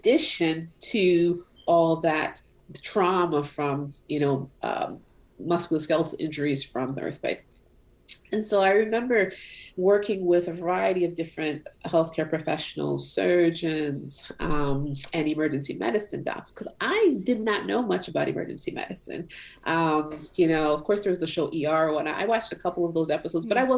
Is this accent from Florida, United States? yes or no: yes; Pine Hills, Florida, United States; also born or lived in Haiti / North Carolina / New York; I grew up in Florida. I grew up in an area called Pine Hills in Florida